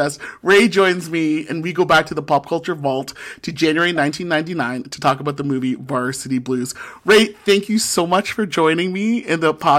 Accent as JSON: {"language": "English", "town": "St. Catharines", "region": "Ontario", "country": "Canada", "tie": "born or raised there", "moved": "yes", "lives_now": "Ottawa, Canada", "said": "born and raised in St. Catharines, Ontario, too, and now living in the nation's capital of Ottawa also."}